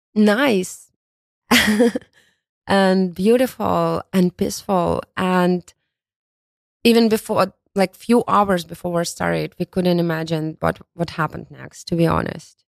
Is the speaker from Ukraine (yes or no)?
yes; Kharkiv, Kharkiv Oblast, Ukraine; English is a second language; moved away as an adult; also born or lived in Kyiv, Ukraine; now in New York, United States; originally, I'm from Kharkiv. It's a city, big city located in east part of Ukraine.